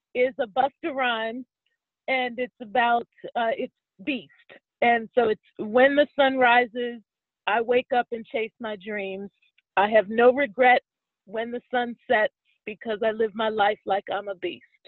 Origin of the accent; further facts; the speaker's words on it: Pittsburgh, Pennsylvania, United States; moved away as an adult; now in Washington, D.C., United States; I was raised in Pittsburgh, and I'm a proud Steelers fan